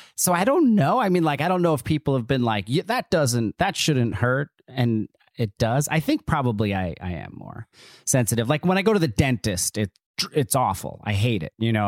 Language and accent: English; Neptune, New Jersey, United States; So I grew up in Neptune, New Jersey.